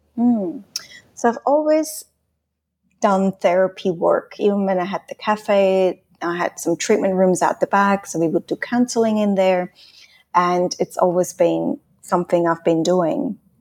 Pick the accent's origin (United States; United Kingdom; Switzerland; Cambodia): Switzerland; first language Swiss German; English is a second language; moved away as an adult; also born or lived in Australia / Hong Kong; now in Spain; I'm Swiss. I'm from Switzerland. I grew up in Switzerland till I stayed there till I was nineteen